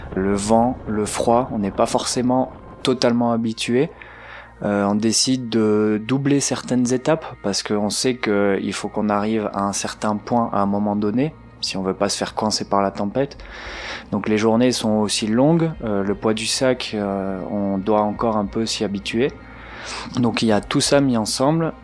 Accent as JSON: {"language": "French", "country": "Belgium", "moved": "as an adult", "lives_now": "Marseille, France", "said": "je suis belge"}